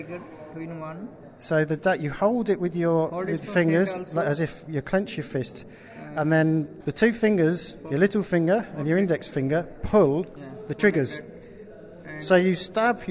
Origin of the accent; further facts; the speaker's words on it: England, United Kingdom; I'm from England